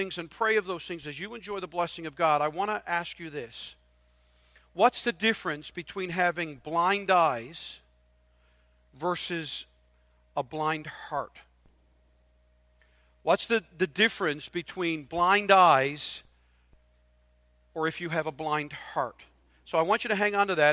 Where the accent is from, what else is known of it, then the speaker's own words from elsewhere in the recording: Newfoundland and Labrador, Canada; I'm a Newfoundlander